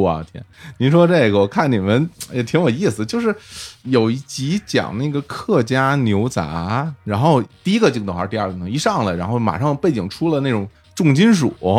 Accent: Beijing, China; moved away as an adult; also born or lived in Shanghai; 我是在北京长大嘛，后来到了上大学的时候，我在上海

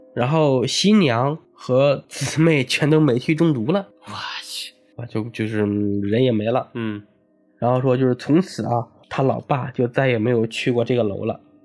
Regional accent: hometown of Fengmen Village, Henan, China; moved away; 我们老家有一个全国闻名的一个鬼村哦。，封门村

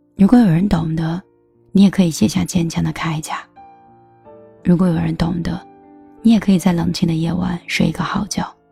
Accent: northern China, China; 我是北方人

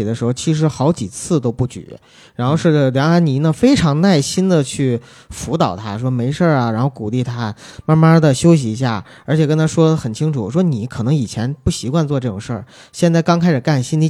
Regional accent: Northeast China, China; 因为我们东北话说就蹭秃噜皮了

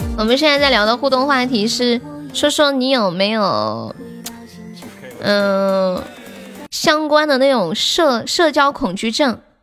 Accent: Sichuan, China; accent: Sichuanese; 我们四川话叫 师傅撒一周

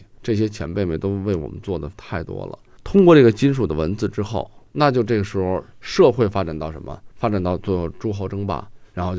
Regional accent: Guangdong, China; 没准儿这个永丰是福建人，我是广东人，

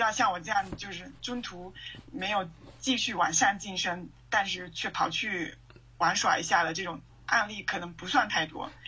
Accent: China; moved away as an adult; now in Colombia; 我现在作为一个中国人开始奔西语的时候

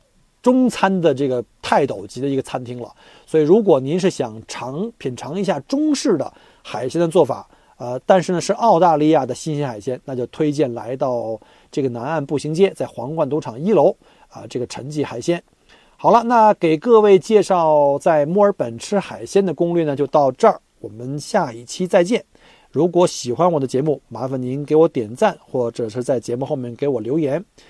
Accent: China; now in Australia; 尤其我们中国人，有的像老人呢或小孩，他可能不太愿意吃太凉的

